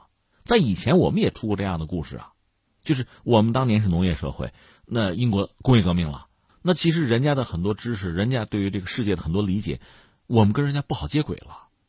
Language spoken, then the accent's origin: Chinese; China; 所以就占领前沿、占领这个技术的制高点，对我们中国人来讲，它有着特别重要的意义。